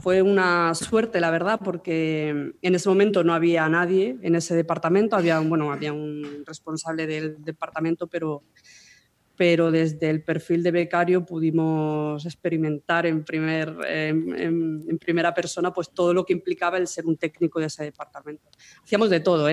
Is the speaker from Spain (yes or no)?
yes; Almería, Andalusia, Spain; moved away as an adult; now in Madrid, Spain; de Almería, de ahí mi acento, ¿no? Soy de allí